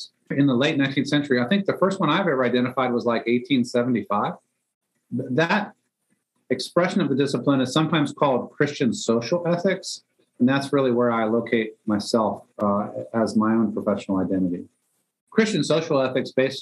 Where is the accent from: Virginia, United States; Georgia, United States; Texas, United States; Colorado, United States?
Virginia, United States; Northern; also born or lived in Germany / New York; now in Atlanta, United States; raised in Northern Virginia